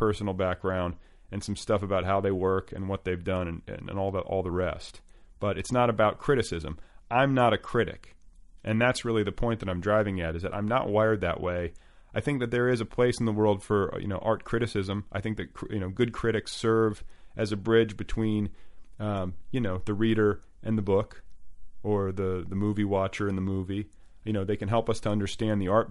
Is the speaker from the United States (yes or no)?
yes; Indiana, United States; I'm from Indiana. He went to high school right down the road from where I went to high school